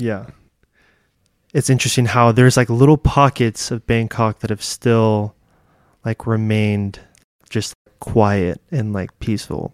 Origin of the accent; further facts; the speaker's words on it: California, United States; also born or lived in Thailand; I'm from California